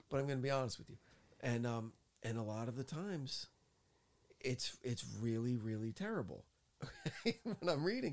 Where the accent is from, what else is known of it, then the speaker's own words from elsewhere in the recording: New Jersey, United States; moved away; I'm from Jersey